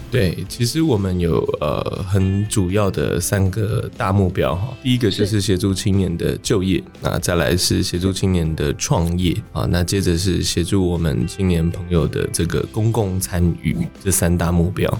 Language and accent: Chinese; Kaohsiung, Taiwan; 因为我从小就在高雄长大的